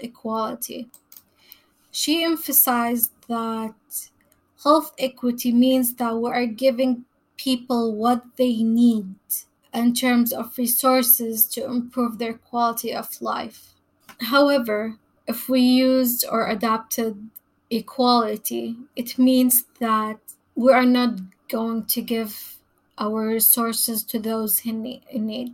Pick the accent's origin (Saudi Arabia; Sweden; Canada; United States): Saudi Arabia; moved away as an adult; I was born and raised in Saudi Arabia, where I also got my bachelor degree in epidemiology.